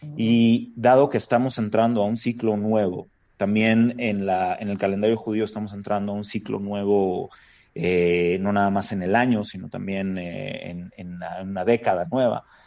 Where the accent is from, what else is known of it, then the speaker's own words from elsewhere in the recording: Mexico; Como judío habiendo nacido en México, en este bendito país, con todas las oportunidades que hemos tenido acá